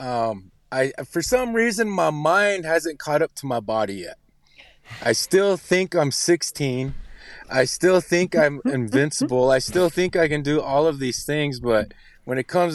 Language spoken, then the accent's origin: English; Pine Ridge Indian Reservation, South Dakota, United States; I was born and raised on a Pine Ridge Indian Reservation in South Dakota